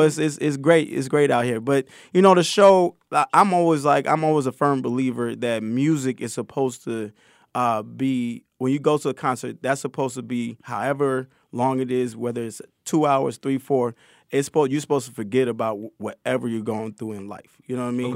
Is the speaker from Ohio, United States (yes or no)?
no; Connecticut, United States; I grew up in Connecticut